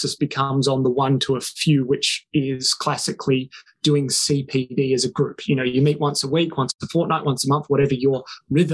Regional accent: Wales, United Kingdom; now in South Australia, Australia; I grew up in the country. I grew up in Wales

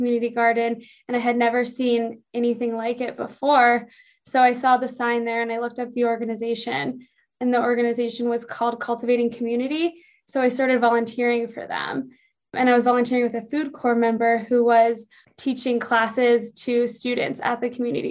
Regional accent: Bexley, Ohio, United States; also born or lived in Columbus, Ohio; now in Montana, United States; I was born in Columbus, Ohio, and then I grew up in a small town of Columbus called Bexley, Ohio

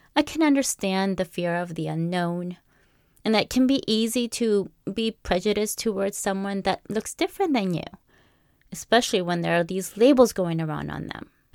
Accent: Canada; also born or lived in Peru; I was born in Peru my childhood, starting at the age of five, that is, to early teens, was lived here in Canada, while my mid teens and early adult life was lived in Peru

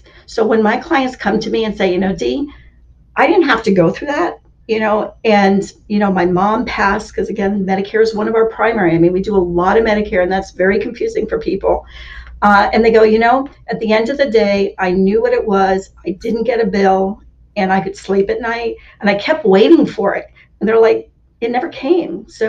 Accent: Germany; born there; I grew up in, well, I was born in Germany. I grew up in up north

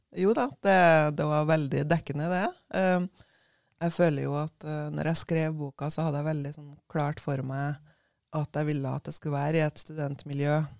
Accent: Levanger, Trøndelag, Norway; moved away as an adult; also born or lived in Bergen, Norway / Savannah, Georgia, United States; jeg var født og oppvokst på Levanger, men uh, da jeg var 18, så flytta jeg på meg

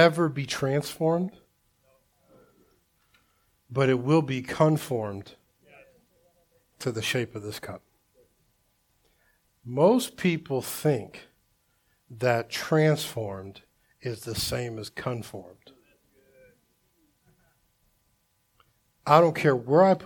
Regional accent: Delaware, United States; I grew up in Delaware, my last years of like high school and stuff like

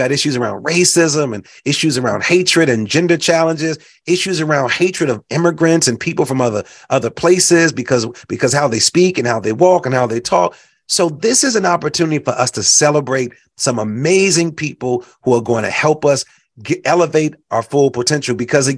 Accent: Chicago, Illinois, United States; also born or lived in Puerto Rico / Mexico; I've lived all over the country. For those that know, I grew up in Chicago, but also grew up in Puerto Rico and Mexico and traveled to Brazil and traveled to Haiti and Dominican Republic.

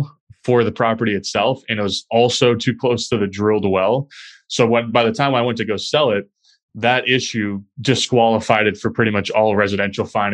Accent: Chester, New Hampshire, United States; moved away as an adult; now in Boston, United States; my hometown in Chester, New Hampshire, a small town in southern New Hampshire

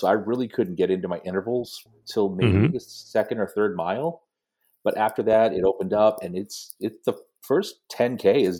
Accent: Salem, Massachusetts, United States; I got to go home. I mean, I'm originally from Salem.

